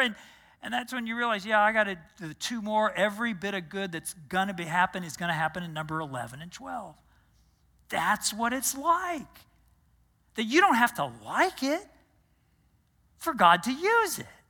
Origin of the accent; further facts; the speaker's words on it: Texas, United States; moved away as an adult; also born or lived in New Jersey; I grew up in Texas